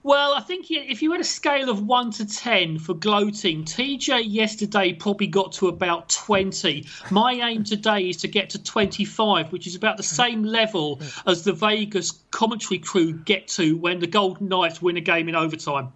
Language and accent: English; England, United Kingdom; as a British fan